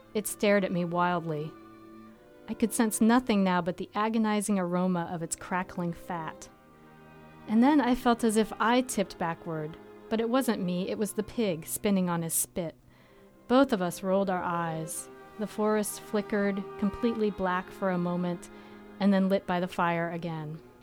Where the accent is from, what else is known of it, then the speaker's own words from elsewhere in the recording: Vermont, United States; I grew up in Vermont